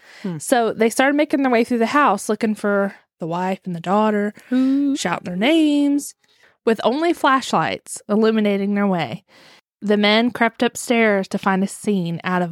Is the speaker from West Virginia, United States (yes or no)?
yes; West Virginia, United States; I'm from West Virginia. That's how we say things.